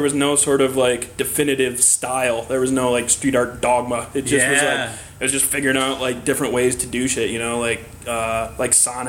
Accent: Southeast Michigan, United States; moved away as an adult; also born or lived in New York; I moved to New York in, like, 99, and, I'd been doing, like, a lot of graffiti. Like, I'm from Southeast Michigan, and I've been doing a lot in Detroit

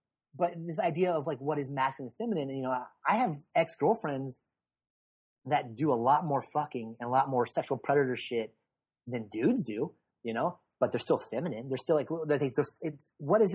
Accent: the South, United States; growing up in the South, my mom being very religious

